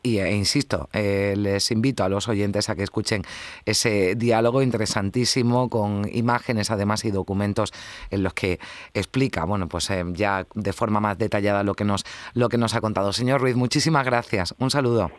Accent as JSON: {"language": "Spanish", "region": "Andalusia", "country": "Spain", "said": "nos identifican como andaluces"}